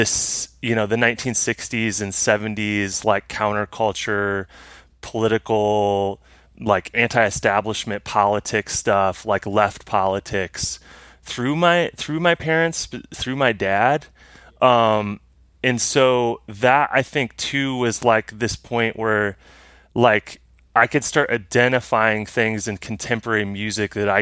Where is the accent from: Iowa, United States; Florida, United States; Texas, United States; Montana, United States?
Iowa, United States; Muscatine; also born or lived in Cedar Falls, Iowa; I grew up in a small town in Iowa called Muscatine, Iowa.